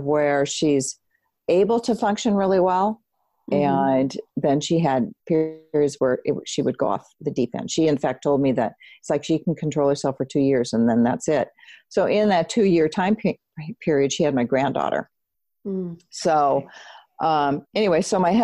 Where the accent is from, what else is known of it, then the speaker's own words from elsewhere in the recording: Seattle, Washington, United States; moved away as an adult; I grew up in Seattle.